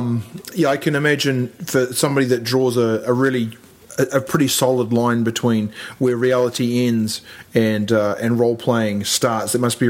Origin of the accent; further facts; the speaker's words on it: New Zealand; Well, I know I'm a New Zealander actually, and or English even.